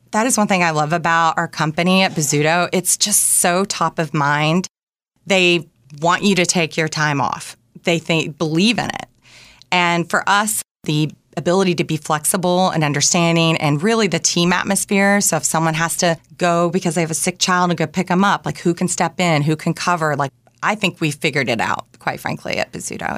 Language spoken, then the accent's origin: English; Bluff City, Tennessee, United States; moved away; I grew up in a town called Bluff City. It was population 1500, located in East Tennessee